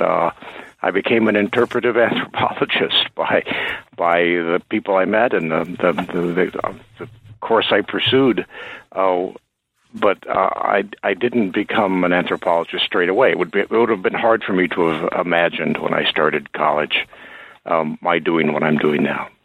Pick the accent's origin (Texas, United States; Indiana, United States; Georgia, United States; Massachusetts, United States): Indiana, United States; moved away as an adult; also born or lived in New England / Chicago; now in Maine, United States; I grew up in Indiana.